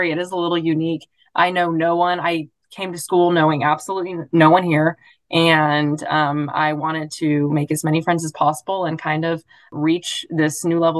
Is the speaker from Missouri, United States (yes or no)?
yes; Joplin, Missouri, United States; I'm from Joplin, Missouri